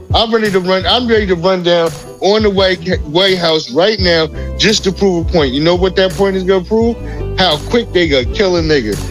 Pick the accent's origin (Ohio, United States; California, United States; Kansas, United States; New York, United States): New York, United States; New York City; I'm from Linden